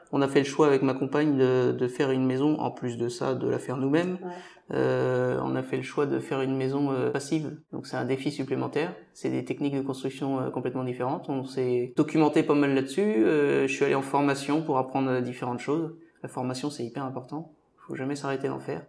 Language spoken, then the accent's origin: French; Mauges, Pays de la Loire, France; je suis né dans les Moches, c'est une, région euh, très riche au niveau économique